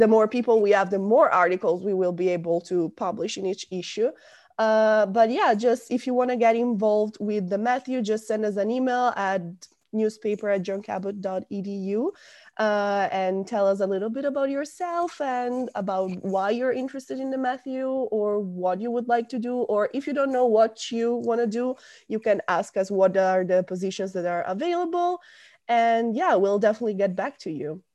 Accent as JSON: {"language": "English", "area": "small town near Milan", "region": "Lombardy", "country": "Italy", "moved": "as an adult", "lives_now": "Rome, Italy", "said": "I'm from a very small town in North Italy. It's about half an hour away from Milan"}